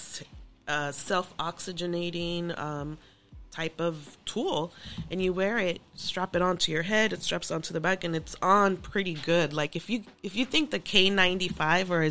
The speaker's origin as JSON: {"language": "English", "town": "Los Angeles", "region": "California", "country": "United States", "tie": "born or raised there", "said": "So grew up in LA, born and raised. Grew up in South Central"}